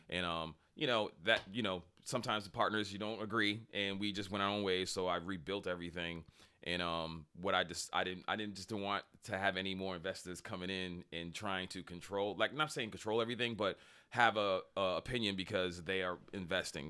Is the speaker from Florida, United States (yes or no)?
no; Boston, Massachusetts, United States; moved away; also born or lived in Randolph, Massachusetts; I grew up in Boston, um, uh, grew up in Dorchester